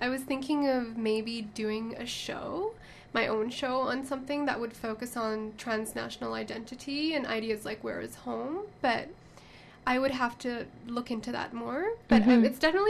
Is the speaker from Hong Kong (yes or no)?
yes; Hong Kong; because I grew up in Hong Kong, but I'm Pakistani.